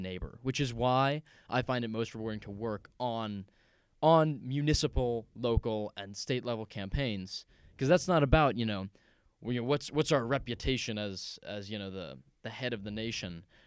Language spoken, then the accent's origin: English; just outside Seattle, Washington, United States; also born or lived in New York City; I grew up, um, just outside Seattle, Washington